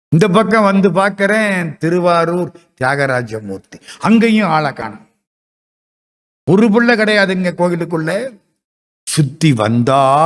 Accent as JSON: {"language": "Tamil", "town": "Madurai", "region": "Tamil Nadu", "country": "India", "said": "நான் மதுரைக்காரன் ஐம்பது வருஷமா மதுரையில் இருக்கேன்"}